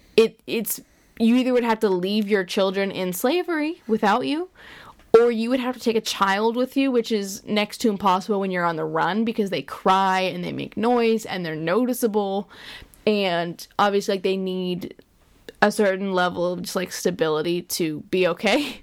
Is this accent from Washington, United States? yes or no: no; Pennsylvania, United States; we're from Pennsylvania